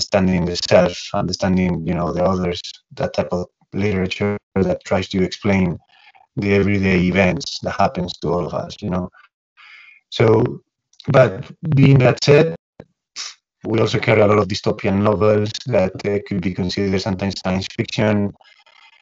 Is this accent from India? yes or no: no; Spain; moved away; We're both from Spain